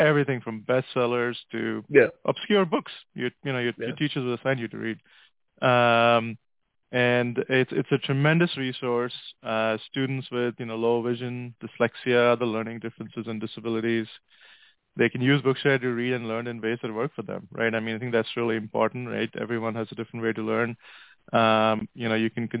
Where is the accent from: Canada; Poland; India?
India; moved away as an adult; also born or lived in Oman / Atlanta, United States / Pittsburgh, United States; now in United States; I grew up in India and in Oman, which is in the Gulf in the Middle East